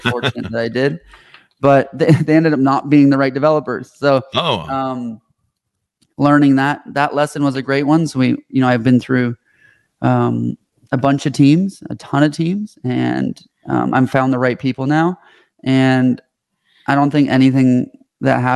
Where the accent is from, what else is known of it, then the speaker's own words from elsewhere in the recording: Canada; moved away as an adult; now in United States; I'm Canadian. I moved to the States when I founded this company